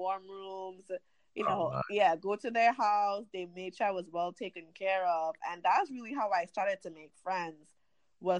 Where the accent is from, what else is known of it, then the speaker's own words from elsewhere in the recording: Chaguanas, Couva-Tabaquite-Talparo, Trinidad & Tobago; moved away as an adult; now in United States; I grew up in central Trinidad, is an area called Chaguanas